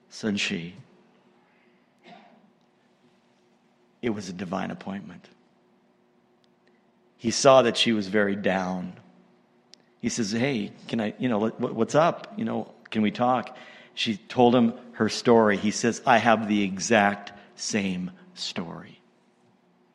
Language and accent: English; Montana, United States; now in Canada; moved to the States and that's where I was born, in Montana.